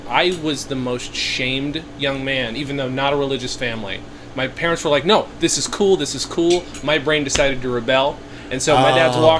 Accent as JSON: {"language": "English", "area": "near Cooperstown", "region": "New York", "country": "United States", "tie": "born or raised there", "said": "I grew up near Cooperstown"}